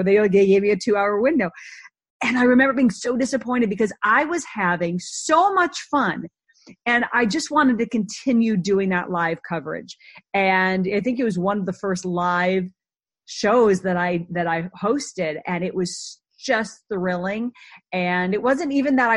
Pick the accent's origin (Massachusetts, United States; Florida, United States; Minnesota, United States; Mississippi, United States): Minnesota, United States; Minneapolis; I grew up in Minneapolis, the suburbs, a really great Midwestern upbringing